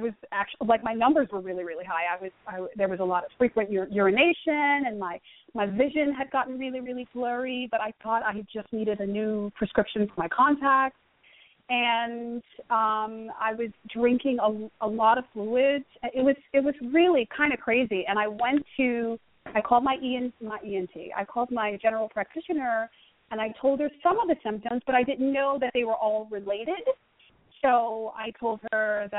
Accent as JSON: {"language": "English", "region": "New York", "country": "United States", "tie": "born or raised there", "said": "I'm from New York. Born and raised in New York."}